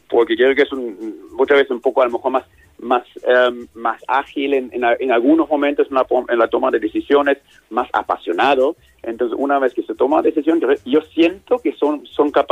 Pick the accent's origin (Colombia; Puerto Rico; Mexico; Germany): Germany; Spanish is a second language; como soy alemán, he trabajado además en muchos sitios en el mundo